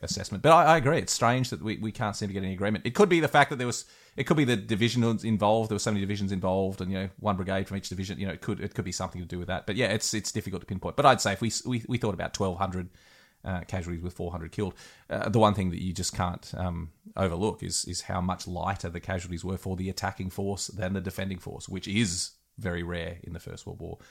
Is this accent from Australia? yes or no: yes; Australia; I'm an Aussie